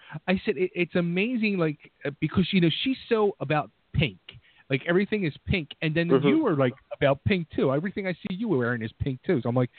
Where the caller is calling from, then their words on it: Philadelphia, Pennsylvania, United States; From Philadelphia.